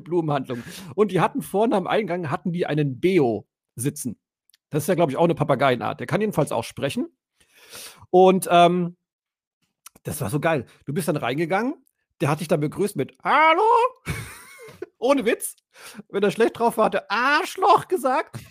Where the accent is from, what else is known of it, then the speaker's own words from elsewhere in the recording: Allgäu, Germany; moved away; ich habe ja als Kind im Allgäu gewohnt